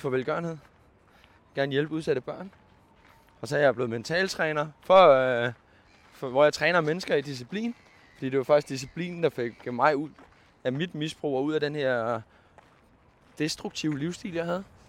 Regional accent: Køge, Zealand, Denmark; also born or lived in Karise / Vestegnen / Nykøbing Falster; Jeg er født og opvokset nede i Køge

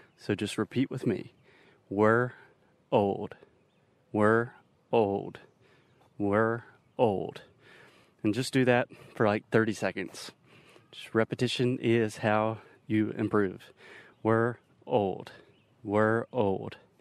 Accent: Spartanburg, South Carolina, United States; Spartanburg, South Carolina, which is my hometown, Minas Cidade Natal. This is where I was born and raised

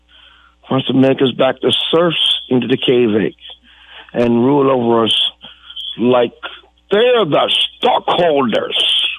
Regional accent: United States; I am an American through and through, with the Creek, Cherokee, Irish, and Scandinavian

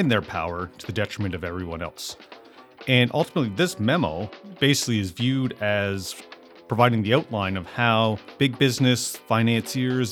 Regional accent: Amherst, Nova Scotia, Canada; moved away as an adult; I'm looking at my hometown of Amherst, Nova Scotia, and I'm looking at my experiences growing up here

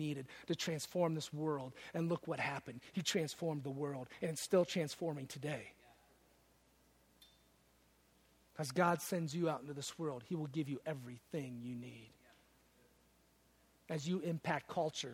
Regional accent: Detroit, Michigan, United States; I'm from Detroit

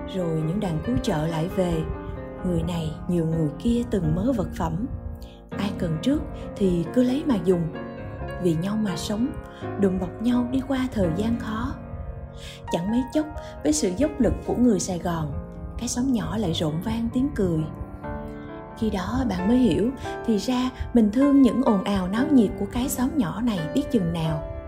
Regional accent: Ho Chi Minh City, Vietnam; một người sinh ra và lớn lên trên mảnh đất phồn hoa đô hội này

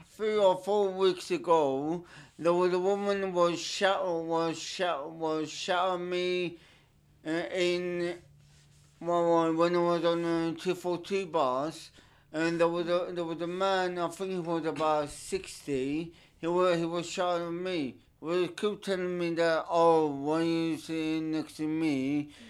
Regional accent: Turkey; English is a second language; also born or lived in United Kingdom; now in London, United Kingdom; I was born in Turkey

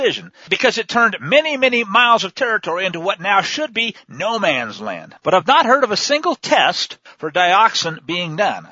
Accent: Missouri, United States; I grew up in Missouri

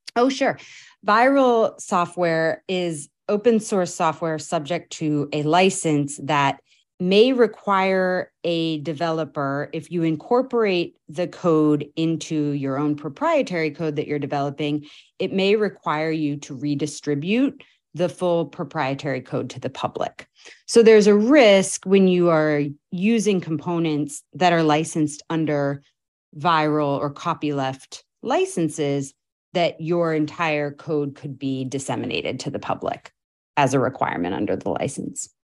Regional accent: Oregon, United States; also born or lived in New York City / Boston; now in East Bay, United States; I am a West Coaster. I was born in Oregon

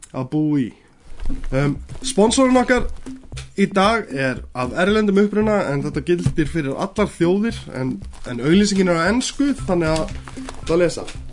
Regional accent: Iceland; við erum Íslendingar

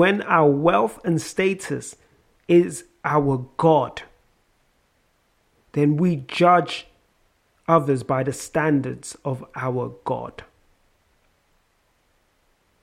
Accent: London, United Kingdom; accent: South London; my South London accent

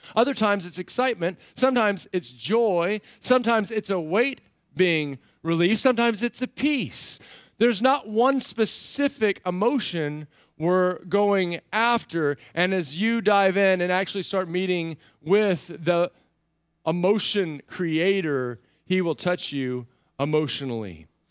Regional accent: United States; I'm an American

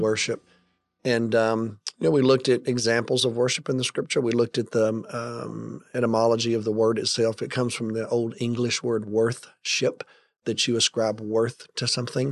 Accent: United States

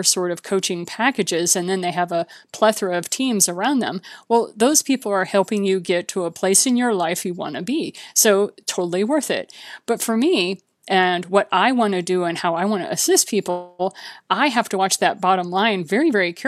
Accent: Japan; also born or lived in Bahamas; much closer to what I grew up with in Japan and the Bahamas than what I experienced when my dad retired to southern Missouri

